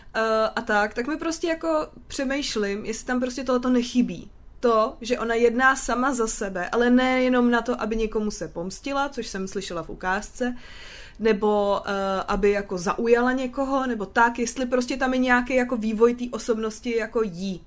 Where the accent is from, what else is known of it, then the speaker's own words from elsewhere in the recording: Prague, Czechia; já jsem Pražák, co má jako Brno rád